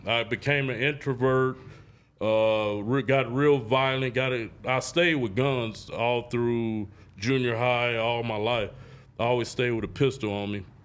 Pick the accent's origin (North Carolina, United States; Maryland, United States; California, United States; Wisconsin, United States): California, United States; Oakland; I grew up on ninety-eighth and East Street, drug street.